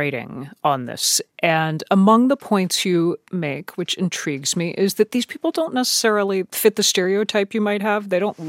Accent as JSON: {"language": "English", "country": "Germany", "tie": "born there", "said": "I was born in Germany. I've spent time there."}